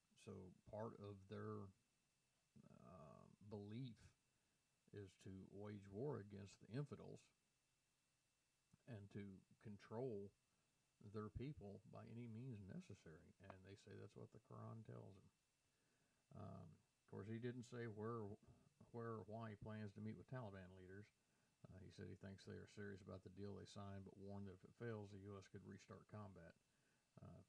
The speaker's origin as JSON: {"language": "English", "country": "United States", "said": "as an American"}